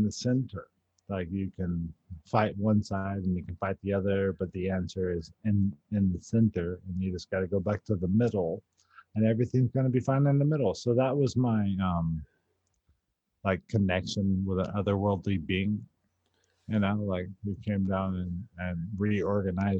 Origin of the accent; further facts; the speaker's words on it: San Antonio, Texas, United States; I was like from San Antonio